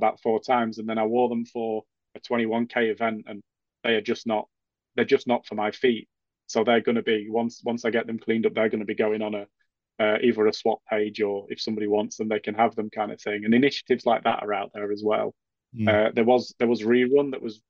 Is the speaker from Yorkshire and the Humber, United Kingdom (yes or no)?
yes; Yorkshire and the Humber, United Kingdom; As a Yorkshireman